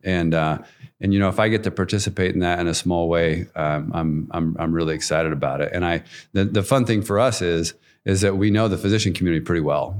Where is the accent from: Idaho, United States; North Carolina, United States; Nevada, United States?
Idaho, United States; Nampa; I grew up in Nampa, um, so pretty much a lifelong Canyon County guy